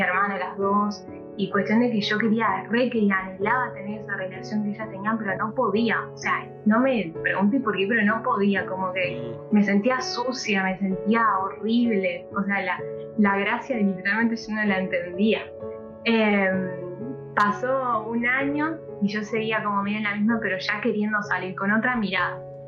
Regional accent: Corrientes, Argentina; yo soy correntina de nacimiento

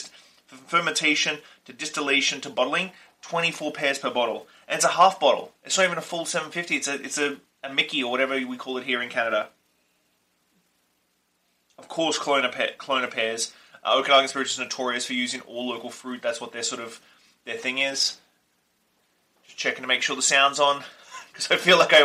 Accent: Australia; accent: Australian; my Australian accent

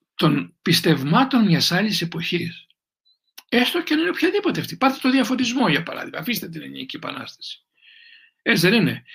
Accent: Greece; να είμαι Έλληνας

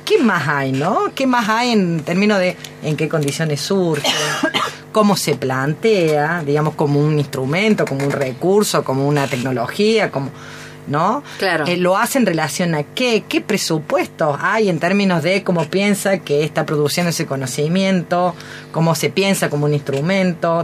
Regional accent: Córdoba, Argentina; Como buena cordobesa

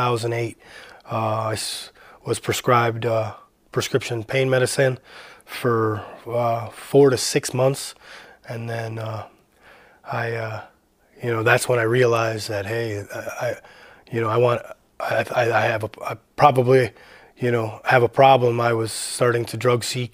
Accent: Parma, Ohio, United States; also born or lived in Cleveland, Ohio; I was born in Cleveland. I grew up in Parma, Ohio

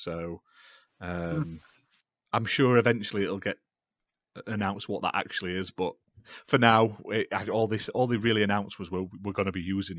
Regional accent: United Kingdom; I'm British and from the UK

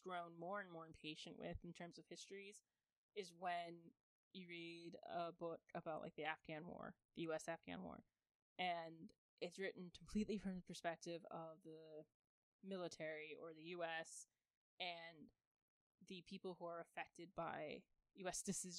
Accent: United States

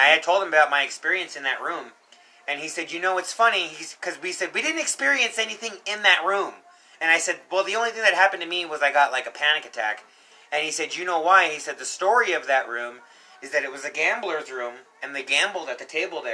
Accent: Colorado, United States; I was born and raised here in Colorado

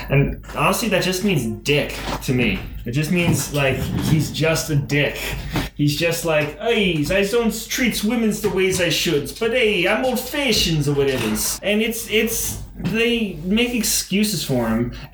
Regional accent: West Coast, United States; I, am not from the East Coast. I'm from the West Coast

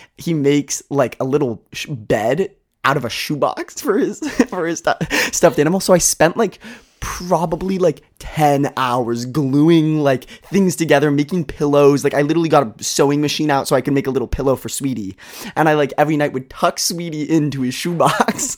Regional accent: Seattle, Washington, United States; moved away as an adult; I grew up in Seattle.

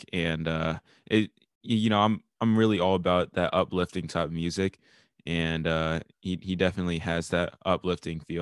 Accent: Atlanta, Georgia, United States; I'm from Atlanta also.

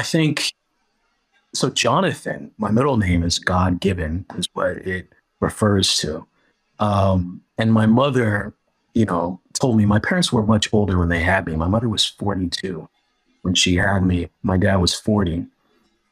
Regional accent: California, United States; where I was growing up in California. You know, like, some of my friends would be like Glendale or like Glendora, which are all cities in my area and stuff where I grew up

